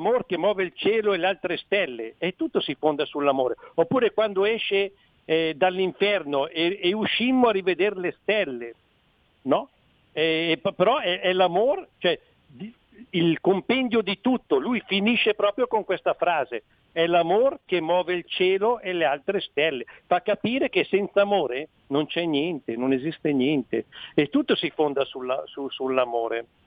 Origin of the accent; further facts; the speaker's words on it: Friuli-Venezia Giulia, Italy; io sono friulano